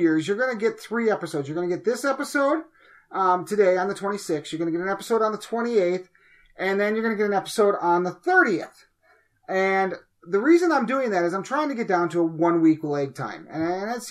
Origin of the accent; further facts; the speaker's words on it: Wisconsin, United States; we're from Wisconsin